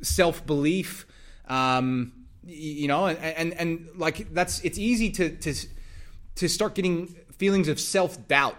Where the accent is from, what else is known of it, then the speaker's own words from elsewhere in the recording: United States; moved away as an adult; also born or lived in Texas; now in Australia; I'm from the States